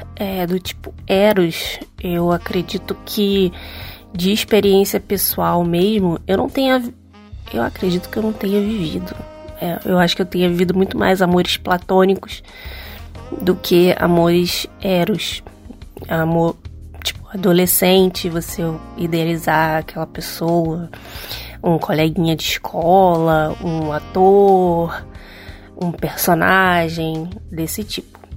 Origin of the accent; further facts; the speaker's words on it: Rio de Janeiro, Brazil; sou do Rio de Janeiro